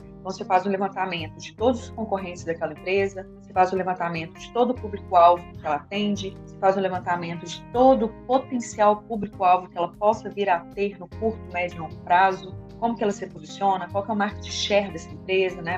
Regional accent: interior of Minas Gerais, Brazil; Eu sou do interior, aqui de Minas Gerais, minha cidade é uma cidade muito pequena

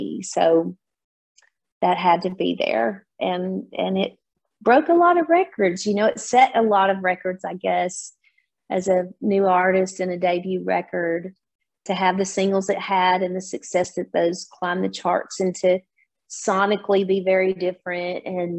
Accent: Nashville, Tennessee, United States; being a Nashville native, I'm born and raised in Nashville, and my dad was an A-list studio player and a producer.

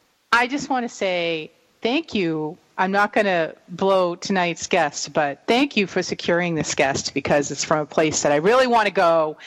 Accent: New England, United States; We're from New England.

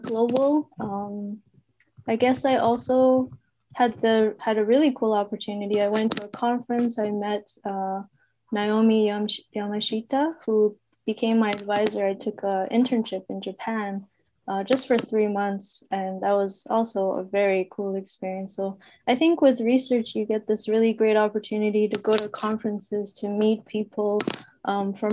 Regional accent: Canada; moved away; also born or lived in China / Switzerland / Germany; I was born in China, I grew up in Canada, I moved here when I was 6.

